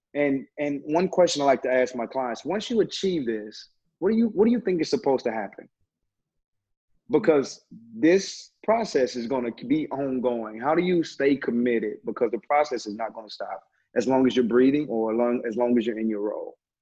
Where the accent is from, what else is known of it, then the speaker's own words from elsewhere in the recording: Terrell, Texas, United States; now in Dallas, United States; I hail all the way from Terrell, Texas